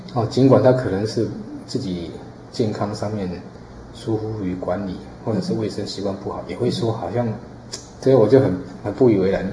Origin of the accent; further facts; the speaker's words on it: Yonghe Fourth Park, New Taipei, Taiwan; 我在四号公园长大